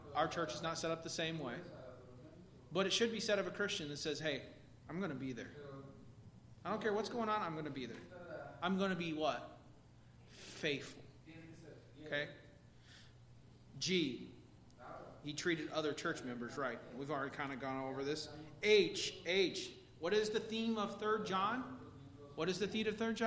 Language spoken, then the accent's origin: English; Pax, Illinois, United States; I grew up in a little town called Pax, Illinois